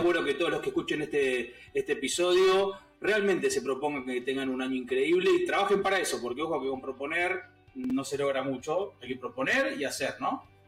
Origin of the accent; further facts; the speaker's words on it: San Martín, Buenos Aires Province, Argentina; me crié en un barrio, me crié en San Martín